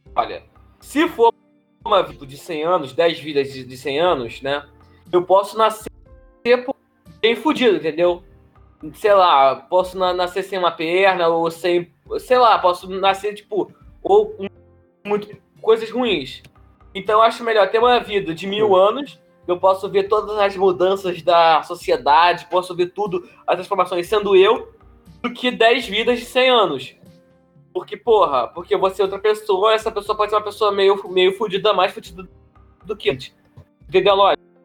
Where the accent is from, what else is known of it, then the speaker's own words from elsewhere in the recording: Duque de Caxias, Rio de Janeiro, Brazil; vim de Xerém